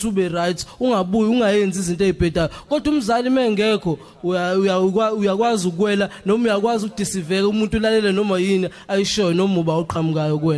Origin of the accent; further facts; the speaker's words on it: KwaMashu, KwaZulu-Natal, South Africa; ekhaya kwaMashu kwa G section eBrazil.